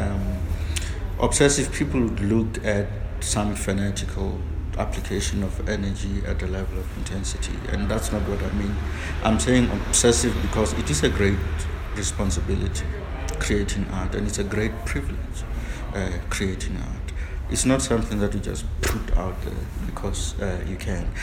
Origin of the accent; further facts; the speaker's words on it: South Africa; I'm a South African.